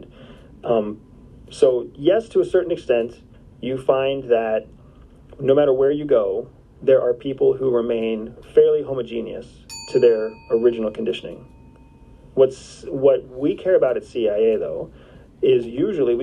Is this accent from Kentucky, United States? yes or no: no; Enola, Pennsylvania, United States; my hometown, Enola, Pennsylvania